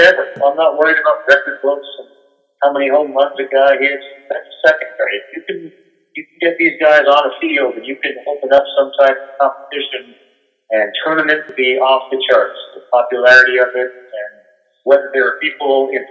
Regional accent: New England, United States; I grew up in New England

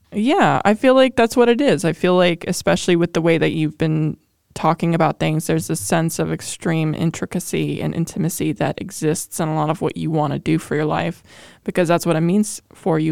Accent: Ohio, United States; born or raised there

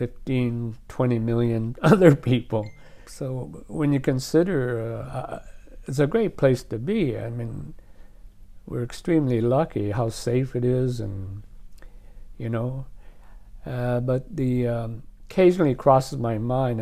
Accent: Trenton, Ontario, Canada; also born or lived in Taoyuan, China / Picton, Ontario; now in Japan; we were in a town called Trenton. Trenton, not a very big place.

